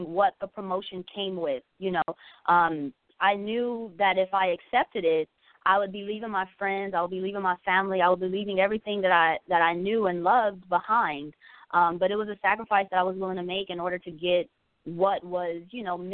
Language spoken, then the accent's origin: English; Los Angeles, California, United States; moved away as an adult; now in Georgia, United States; I'm originally from Los Angeles, California, born and raised there all my life. I just moved here to Georgia, coming up on 7 months